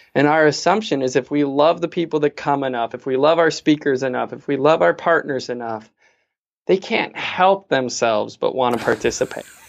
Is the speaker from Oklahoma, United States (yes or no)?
no; Fargo, North Dakota, United States; I'm this kid from Fargo